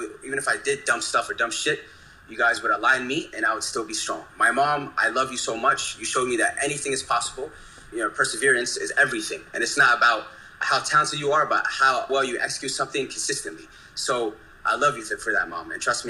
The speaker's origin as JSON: {"language": "English", "area": "the DMV area", "region": "Northern Virginia", "country": "United States", "tie": "born or raised there", "said": "I'm from Northern Virginia, the DMV area. I'm an Ethiopian-American that's very tech-enhanced. Raised in the DMV"}